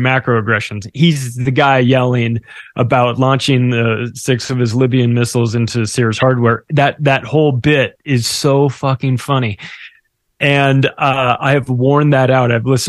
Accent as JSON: {"language": "English", "country": "Canada", "said": "Thank God I'm a Canadian."}